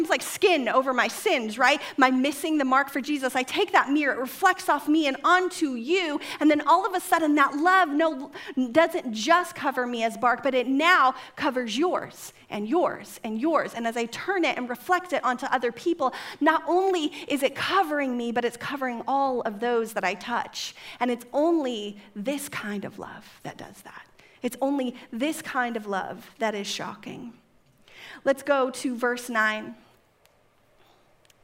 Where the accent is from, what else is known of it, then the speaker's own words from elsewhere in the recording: California, United States; I was raised in California